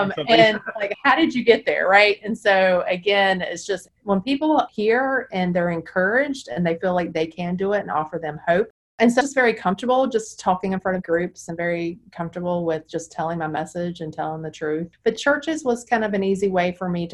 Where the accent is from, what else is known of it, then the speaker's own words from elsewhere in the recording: Charlotte, North Carolina, United States; I'm in Charlotte and I grew up in Charlotte